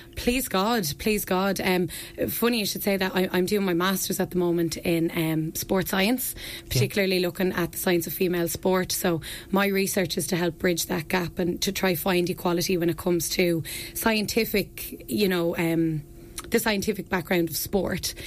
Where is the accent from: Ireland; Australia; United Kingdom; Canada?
Ireland; Ferns, Leinster; I'm from Ferns. I'm from Ferns.